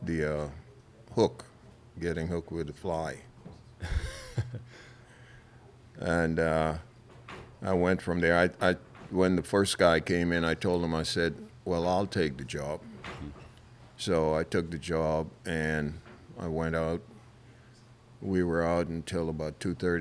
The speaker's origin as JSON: {"language": "English", "country": "Bahamas", "tie": "born or raised there", "said": "I'm from a little island south"}